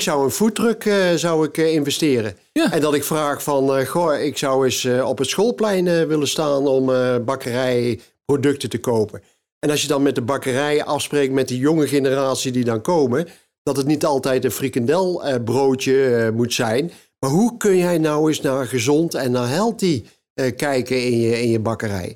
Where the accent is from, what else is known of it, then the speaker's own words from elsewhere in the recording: Kaatsheuvel, North Brabant, Netherlands; bij ons in Kaatsheuvel